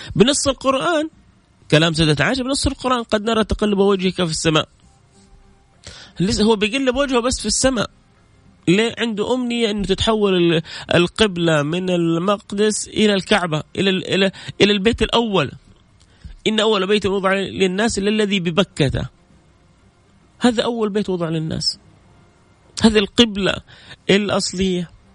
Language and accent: Arabic; Jeddah, Makkah Province, Saudi Arabia; انا من جده